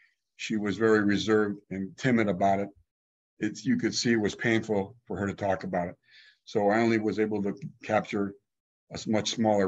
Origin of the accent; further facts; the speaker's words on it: California, United States; also born or lived in Regen, Germany / New Haven, Connecticut, United States / Miami, United States / Chicago, United States; who had moved to California. They said, come on down, the weather's wonderful. So we went, and lo and behold, about the fourth grade, we moved to, first of all, the LA area where those cousins lived. But then my dad was looking for work, and he found a really great job down in San Diego.